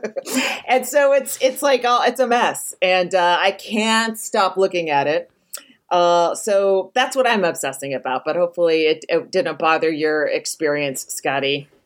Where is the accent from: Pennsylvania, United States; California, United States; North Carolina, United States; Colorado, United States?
California, United States; Walnut Creek; moved away; in Northern California, uh, Walnut Creek, California.